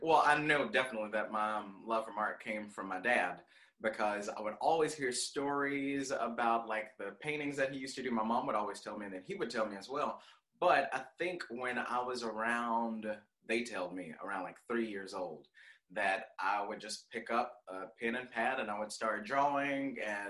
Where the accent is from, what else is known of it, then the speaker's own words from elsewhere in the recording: Memphis, Tennessee, United States; I don't know what part to call it, but I grew up on Barron.